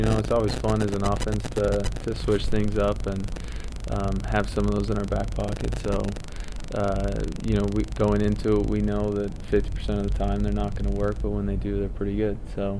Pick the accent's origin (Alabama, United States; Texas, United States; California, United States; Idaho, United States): Idaho, United States; Pocatello; So I'm looking forward to going and playing those guys on the blue turf and in my home state.